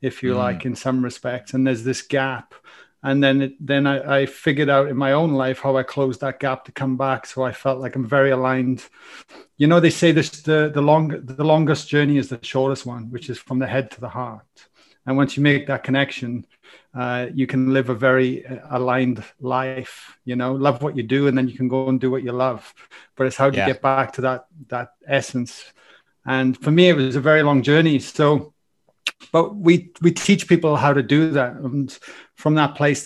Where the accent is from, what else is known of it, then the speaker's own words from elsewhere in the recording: Wales, United Kingdom; accent: Welsh; now in Australia; I've got a Welsh accent, so I come from Wales.